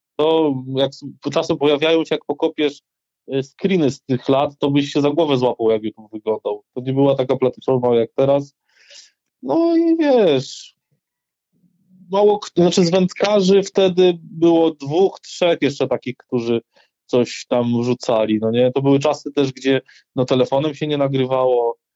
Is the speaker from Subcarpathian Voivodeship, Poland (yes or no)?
yes; Rzeszów, Subcarpathian Voivodeship, Poland; born or raised there